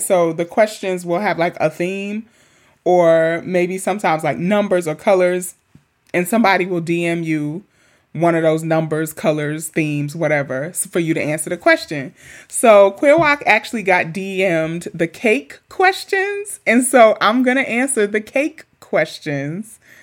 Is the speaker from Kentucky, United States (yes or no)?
no; New York City, New York, United States; I have nothing but amazing memories growing up in Queens